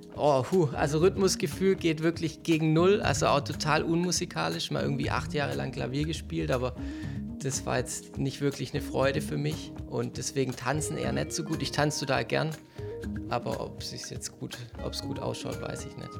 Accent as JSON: {"language": "German", "town": "Stuttgart", "region": "Baden-Württemberg", "country": "Germany", "said": "wir kommen beide aus Möhringen"}